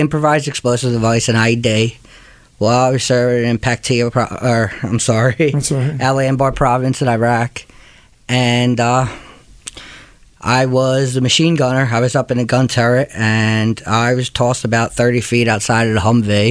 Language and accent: English; Trenton, New Jersey, United States; I was born and raised in Trenton, New Jersey